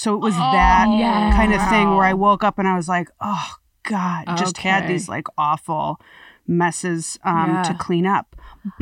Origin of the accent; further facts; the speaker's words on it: Wisconsin, United States; now in Los Angeles, United States; I'm from Wisconsin.